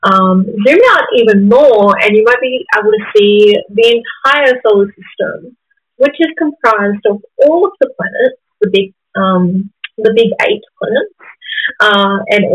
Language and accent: English; Gamilaroi country, northern New South Wales, Australia; I am a Gamilaroi woman. That means I come from Gamilaroi country, which is northern New South Wales